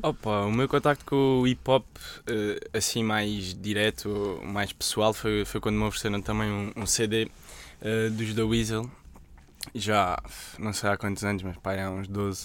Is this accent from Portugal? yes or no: yes; Évora, Alentejo, Portugal; em Évora, que é de onde eu sou